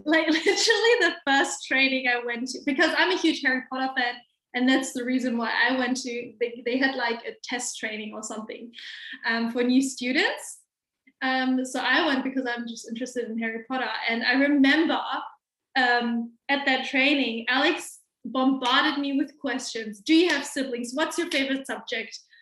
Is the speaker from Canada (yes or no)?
no; Hamburg, Germany; English is a second language; I am born and raised in Hamburg, Germany, and I have pretty much lived here my whole life